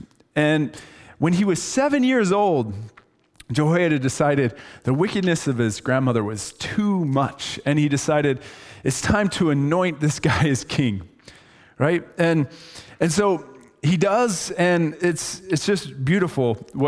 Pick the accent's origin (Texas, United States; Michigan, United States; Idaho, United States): Idaho, United States; And just so you know, I'm from Idaho